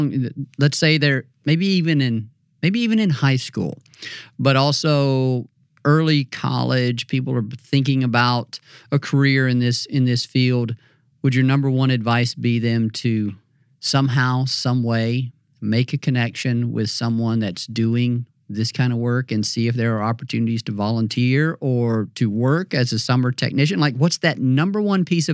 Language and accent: English; Mississippi, United States; moved away as an adult; I grew up in Mississippi and I never really traveled a lot